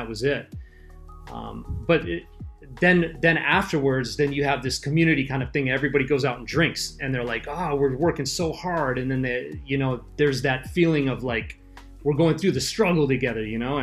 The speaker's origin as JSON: {"language": "English", "town": "Los Angeles", "region": "California", "country": "United States", "moved": "as an adult", "lives_now": "Okinawa, Japan", "said": "I'm from Los Angeles"}